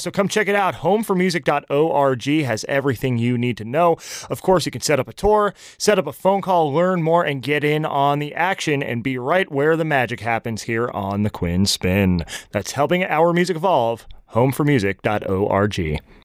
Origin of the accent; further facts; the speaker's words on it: New Jersey, United States; now in Nashville, United States; I'm from New Jersey